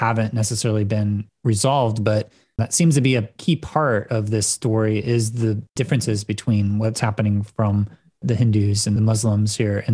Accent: United States; growing up in the United States

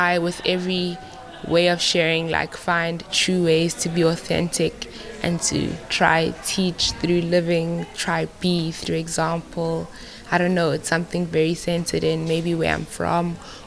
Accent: South Africa; I'm from South Africa

